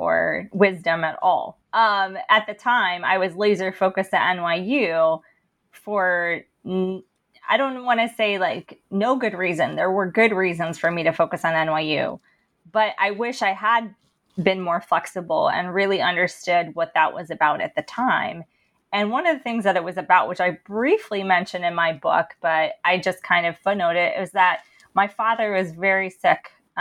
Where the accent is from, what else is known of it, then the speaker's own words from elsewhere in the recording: Princeton, New Jersey, United States; growing up in Princeton